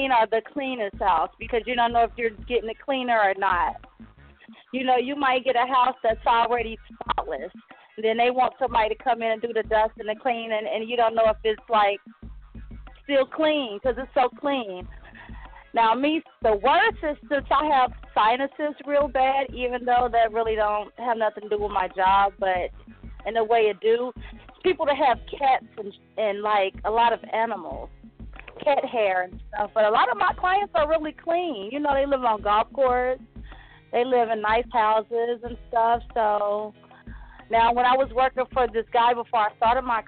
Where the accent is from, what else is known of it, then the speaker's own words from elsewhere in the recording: Ohio, United States; moved away; I'm really from Ohio. So all my family is back home